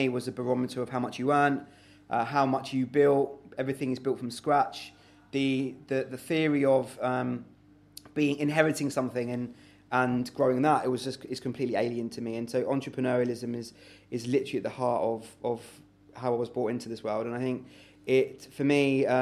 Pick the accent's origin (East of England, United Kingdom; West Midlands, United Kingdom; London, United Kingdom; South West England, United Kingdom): London, United Kingdom; the society that I was brought into, being living in London for parents that were struggling financially, being refugees